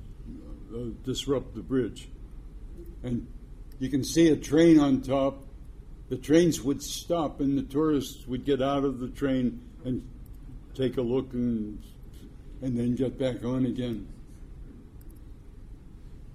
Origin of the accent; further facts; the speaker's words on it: Pittsburgh, Pennsylvania, United States; Pittsburgh, my hometown